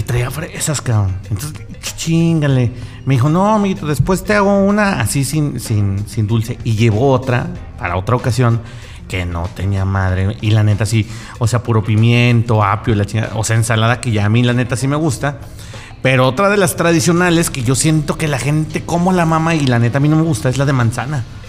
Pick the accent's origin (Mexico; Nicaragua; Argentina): Mexico; como buenos mexicanos